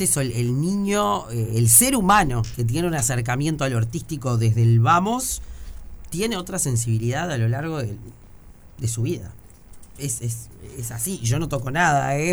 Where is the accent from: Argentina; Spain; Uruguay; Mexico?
Uruguay; somos los uruguayos